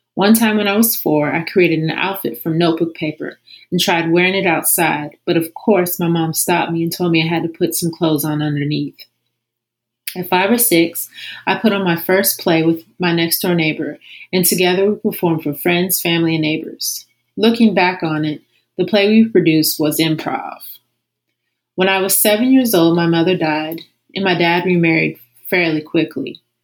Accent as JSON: {"language": "English", "town": "Columbus", "region": "Ohio", "country": "United States", "tie": "born or raised there", "said": "I was born and raised in Columbus, Ohio."}